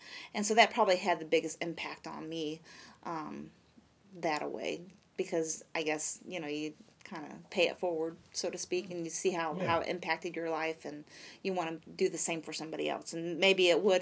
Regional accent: Michigan, United States; now in Vandalia, United States; my home church that I grew up in Michigan

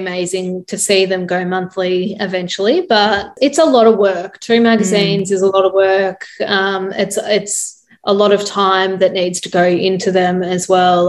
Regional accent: Australia; we are Australian and they love Australians.

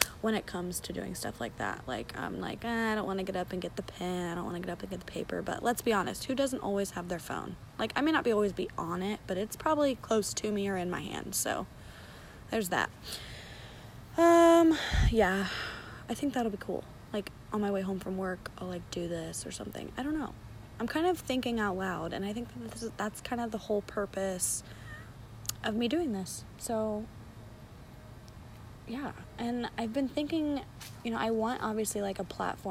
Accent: London, Ohio, United States; moved away as an adult; now in Brookville, United States; I am from London, Ohio, and I moved to Brookville, Ohio, which is where I currently reside

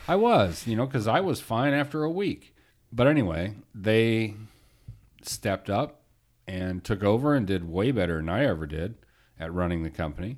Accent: Phoenix, Arizona, United States; also born or lived in Detroit, Michigan; now in California, United States; when I was ten, we moved to Phoenix

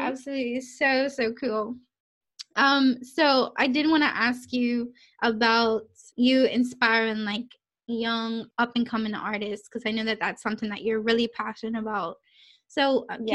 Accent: Bermuda; moved away as an adult; now in United Kingdom; growing up in Bermuda

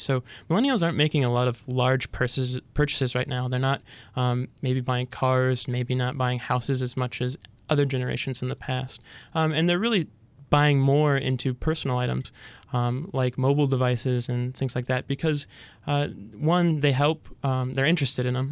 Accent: Fergus Falls, Minnesota, United States; moved away as an adult; I started working at my hometown paper, uh, daily paper in Fergus Falls, Minnesota

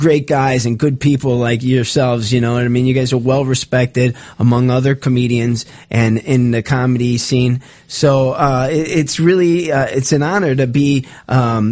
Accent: Chicago, Illinois, United States; moved away as an adult; now in Los Angeles, United States; we're from Chicago, born and raised

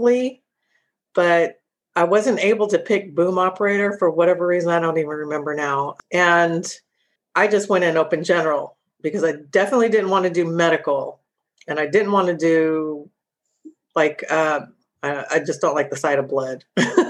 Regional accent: Sacramento, California, United States; I'm originally from Sacramento

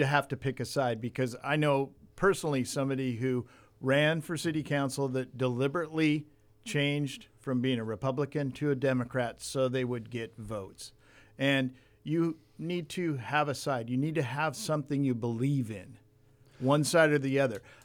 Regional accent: Port Hueneme, California, United States; also born or lived in Ventura, California; Born and raised in California, grew up in the Caneo Valley, Port Wynemi, moved to Ventura

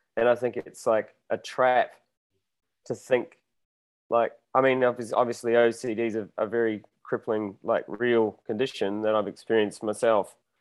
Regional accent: New Zealand; moved away as an adult; now in Mexico; I'm from New Zealand, born and bred there

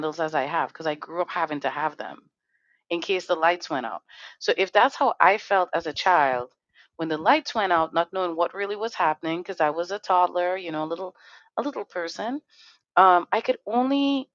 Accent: Trinidad & Tobago; moved away; I grew up in Trinidad Tobago

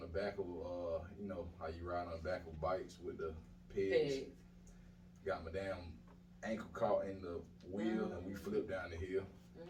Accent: Atlanta, Georgia, United States; I'm from the south side of Atlanta. Nice. Washington Road to be exact. But I was born on Cleveland Avenue at South Fulton Hospital.

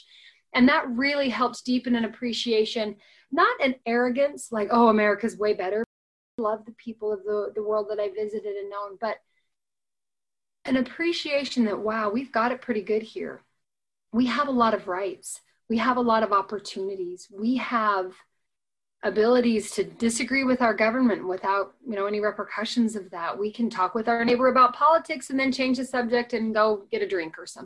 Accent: United States; also born or lived in Ogden, Utah; they could recognize I was an American

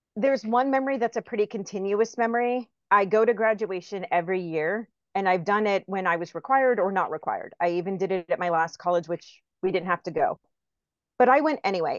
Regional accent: Tampa, Florida, United States; I'm from Tampa.

